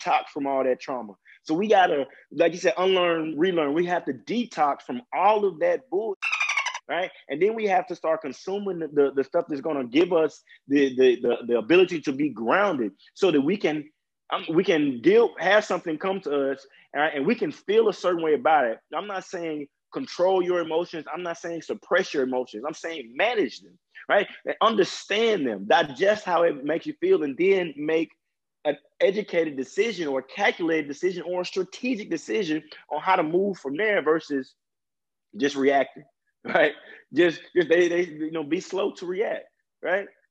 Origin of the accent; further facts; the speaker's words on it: Mississippi, United States; a old white man calling me a nigga was something I dealt with almost on a daily basis being grown up in Mississippi